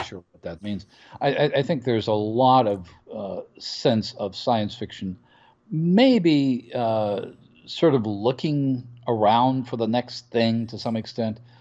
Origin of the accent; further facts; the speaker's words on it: United States; from my perspective as an American